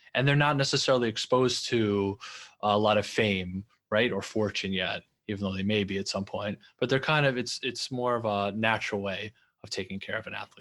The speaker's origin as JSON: {"language": "English", "region": "New York", "country": "United States", "tie": "born or raised there", "also_born_or_lived": "Los Angeles", "said": "I'm from New York, and I just love the culture of New York, and I wanted to come back"}